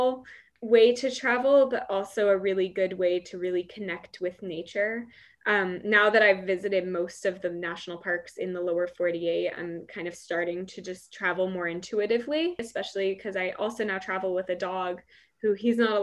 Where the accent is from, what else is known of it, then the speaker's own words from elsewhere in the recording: California, United States; moved away as an adult; California is my favorite state, but it is also my home state